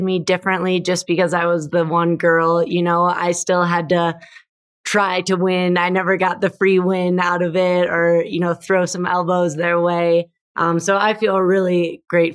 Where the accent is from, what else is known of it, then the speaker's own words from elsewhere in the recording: Minnesota, United States; moved away as an adult; also born or lived in Denver, Colorado; I grew up in Minnesota. I have two brothers and our family was just really active.